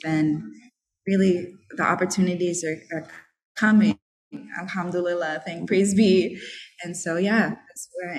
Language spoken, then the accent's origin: English; New England, United States; came over to New England through the Appalachian, through Canada, you know, and I'm from New England. I got roots in New England for how many years?